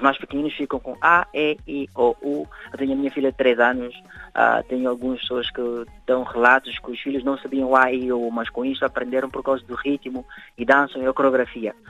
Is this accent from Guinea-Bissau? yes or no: yes; Guinea-Bissau; moved away as an adult; now in Portugal; Eu vivo cá em Portugal há 10 anos, cresci, passei a minha vida, a minha infância toda na Guiné.